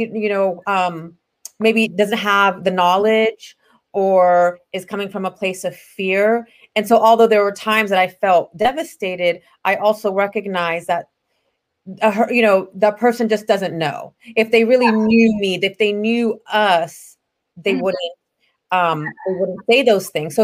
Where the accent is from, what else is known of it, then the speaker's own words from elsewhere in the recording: United States; I'm American born, you know, born in the United States, my parents immigrated, you know, from Palestine.